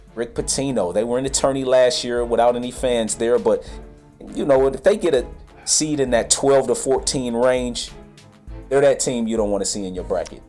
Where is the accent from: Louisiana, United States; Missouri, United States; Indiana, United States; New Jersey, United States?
Indiana, United States; Indianapolis; moved away; also born or lived in Fairbanks, Alaska; Indiana Pacers, my hometown squad